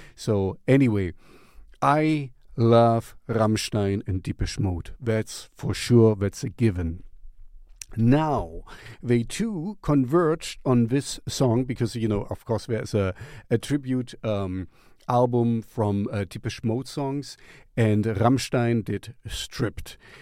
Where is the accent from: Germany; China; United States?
Germany; English is a second language; back in the East uh, Germany. You know, I grew up in the Russian zone